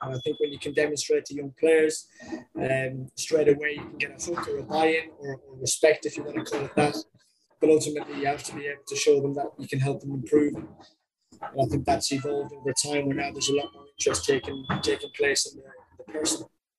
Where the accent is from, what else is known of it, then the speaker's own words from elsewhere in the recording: Ireland; moved away as an adult; also born or lived in United States; now in United Kingdom; I'm from Ireland originally